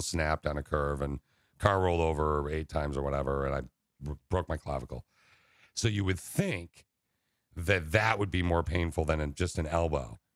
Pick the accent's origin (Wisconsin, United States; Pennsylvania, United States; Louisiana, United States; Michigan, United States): Michigan, United States; Okemos; also born or lived in Laingsburg, Michigan; my hometown, Okemos